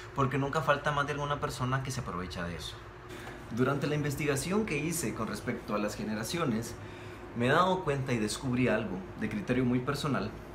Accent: Guatemala

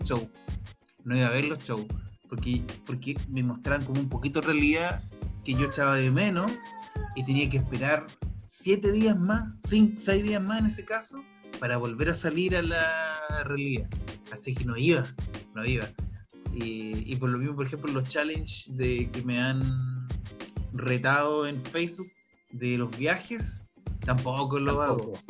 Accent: Chile; moved away as an adult; also born or lived in New Zealand; para no ejercer en mi país lo que realmente estudié

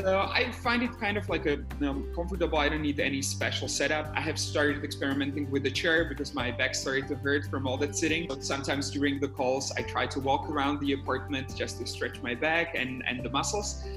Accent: Bratislava, Bratislava Region, Slovakia; currently, I'm based in my hometown in Bratislava.

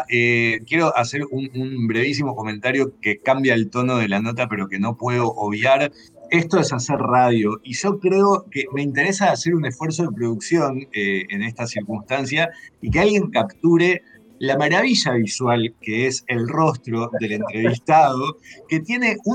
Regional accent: Uruguay; soy, un uruguayo de casualidad.

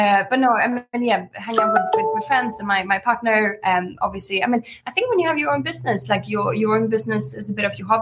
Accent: Sweden; now in United Kingdom; I'm from Sweden, but I've been here for 13 years

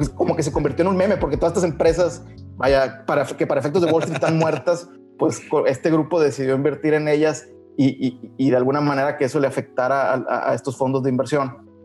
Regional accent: Mexico; somos aquí de México

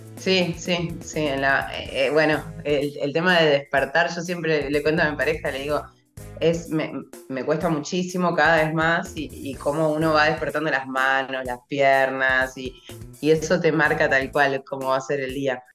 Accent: Uruguay; yo soy uruguaya

